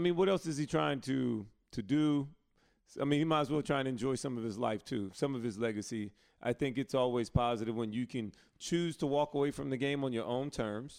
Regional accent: Alabama, United States; growing up in Alabama, North Carolina was the basketball state.

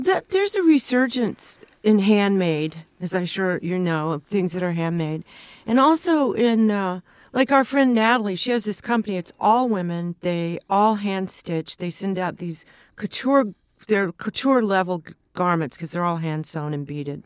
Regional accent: Ventura, California, United States; also born or lived in Los Angeles; north of L A in Ventura

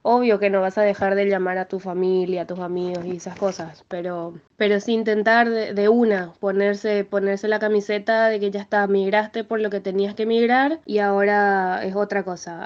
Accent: Asunción, Paraguay; moved away as an adult; now in Buenos Aires, Argentina; nací en Asunción, en Paraguay, y estoy viviendo hace 5 años en Buenos Aires.

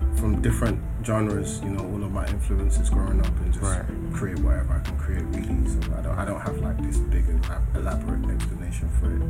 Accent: London, United Kingdom; also born or lived in Croydon; I grew up in Clapham.

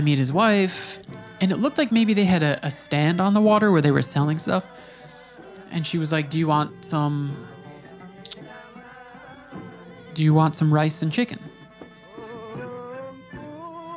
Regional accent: New York, United States; I'm from New York

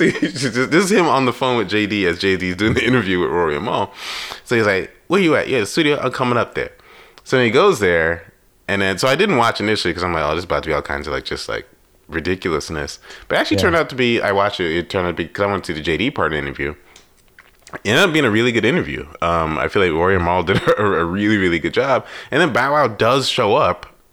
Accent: New York, United States; me growing up in New York, like it was New York

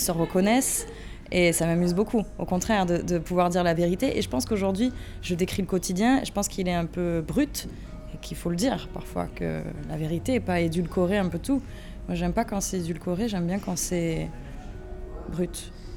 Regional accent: Avignon, Provence-Alpes-Côte d'Azur, France; je viens d'Avignon, moi. Je suis avignonnaise.

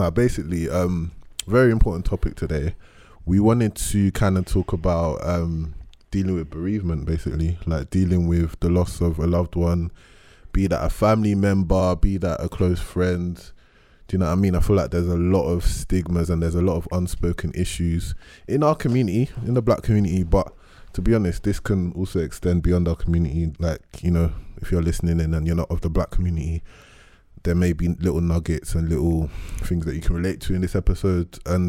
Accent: Nigeria; So, you know, as a Nigerian person, we thought there are some things that he's dealt with as being the oldest person in this situation

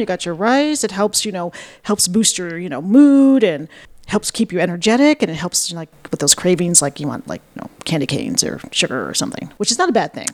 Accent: Buffalo, New York, United States; moved away as an adult; now in Ithaca, United States; I'm from Buffalo originally

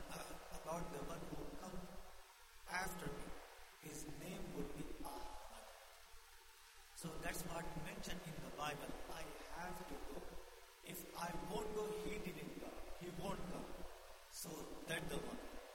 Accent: India; moved away; I born and raised in India

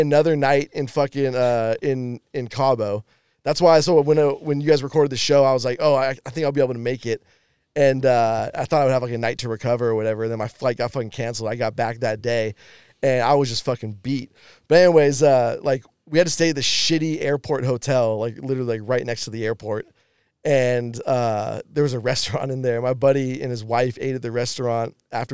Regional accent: Bay Area, California, United States; we're from California, like grew up in the Bay Area

